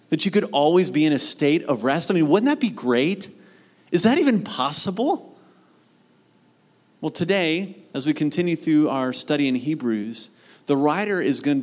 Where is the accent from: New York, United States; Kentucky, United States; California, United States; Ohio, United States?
Ohio, United States; Mount Vernon; Where I grew up in Mount Vernon, Ohio, we had a ranch-style home